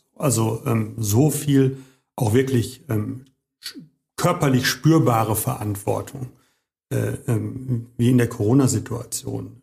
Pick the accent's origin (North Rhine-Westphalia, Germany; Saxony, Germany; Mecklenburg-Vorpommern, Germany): North Rhine-Westphalia, Germany; Bochum; also born or lived in Hagen; ich bin richtiger Bochumer, aber nicht hier geboren